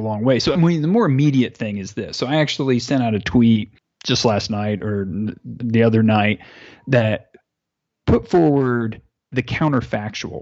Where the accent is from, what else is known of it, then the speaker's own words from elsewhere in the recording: United States; as an American.